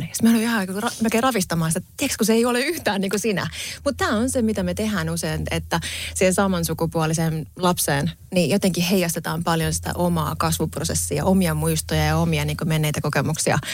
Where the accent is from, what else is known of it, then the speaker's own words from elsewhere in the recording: Pori, Satakunta, Finland; moved away as an adult; edelleen mä koen olevani tosi vahvasti porilainen ja sydämeni on siellä